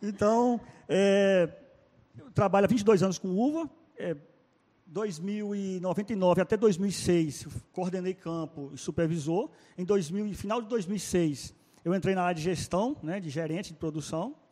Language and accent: Portuguese; Salinas, Minas Gerais, Brazil; moved away as an adult; now in Petrolina, Brazil; lá em Salinas, Minas Gerais, minha cidade natal.